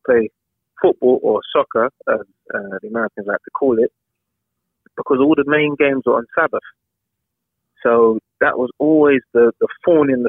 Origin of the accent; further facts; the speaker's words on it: London, United Kingdom; I grew up in Southeast London, a place called Catford